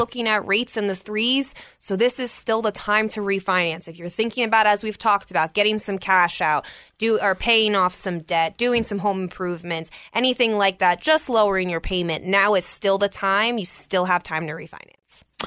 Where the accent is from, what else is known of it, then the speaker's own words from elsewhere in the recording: Maryland, United States; moved away as an adult; now in Colorado, United States; I'm originally from Maryland. I was born and raised there